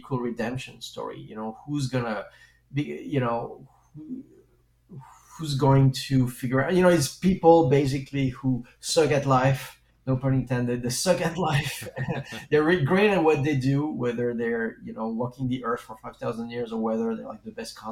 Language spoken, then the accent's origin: English; France; accent: French; English is a second language; moved away; when I was a kid, I grew up in France, and as you can hear probably, because I do have a French accent